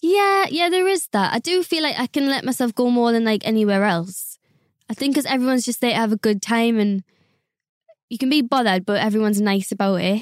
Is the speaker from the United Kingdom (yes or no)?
yes; South Shields, North East England, United Kingdom; moved away as an adult; now in London, United Kingdom; I'm from South Shields, which is like 20 minutes from Newcastle. Northern girl, grew up there.